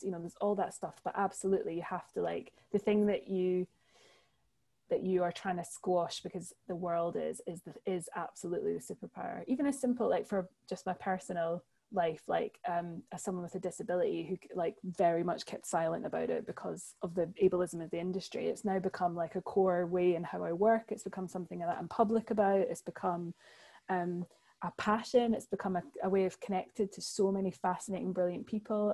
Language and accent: English; Edinburgh, Scotland, United Kingdom; born or raised there; moved away as an adult; also born or lived in London